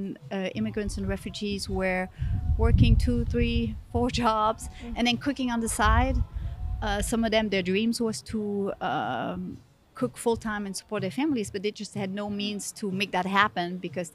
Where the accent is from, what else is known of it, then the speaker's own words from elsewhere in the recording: Switzerland; English is a second language; moved away as an adult; also born or lived in Southern California / Dallas; now in Memphis, United States; I was born and raised in Switzerland, and at the age of 21, I decided that I wanted to discover the world and travel